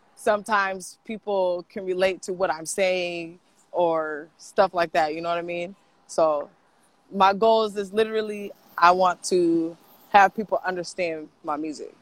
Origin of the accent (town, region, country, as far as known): Portland, United States; born or raised there; also born or lived in Los Angeles